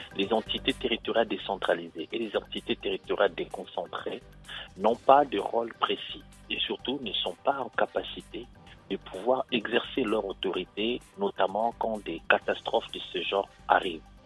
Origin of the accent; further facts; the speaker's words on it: DR Congo; now in France; en tant que Congolais, je garde l'espoir